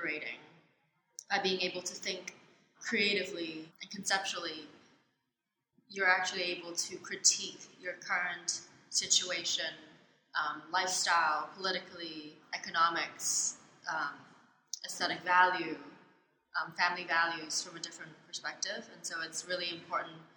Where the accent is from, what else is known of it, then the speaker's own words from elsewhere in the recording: Hong Kong; moved away as an adult; also born or lived in Canada; now in New York, United States; I was born in Canada. Okay. But I was raised in Hong Kong.